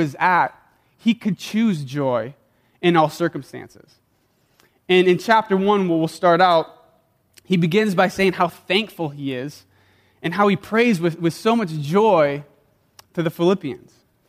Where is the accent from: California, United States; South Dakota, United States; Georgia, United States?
South Dakota, United States; moved away; Taco Bell was the only Mexican food I knew growing up in South Dakota